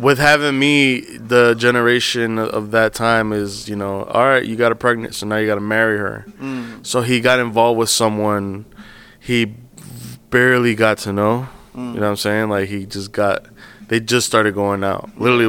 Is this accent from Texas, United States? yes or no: no; Englewood, New Jersey, United States; also born or lived in New York; I was born and raised in Englewood, New Jersey, Bergen County. Born and raised out there, grew up there. Family, first generation American.